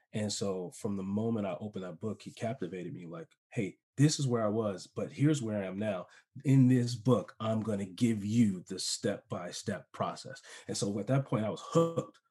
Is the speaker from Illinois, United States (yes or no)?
yes; Chicago, Illinois, United States; moved away as an adult; also born or lived in San Diego; I moved to San Diego, I'm from Chicago